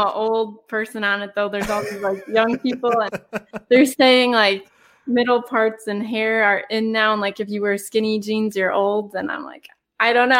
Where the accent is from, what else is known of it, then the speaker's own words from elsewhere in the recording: United States; growing up in America.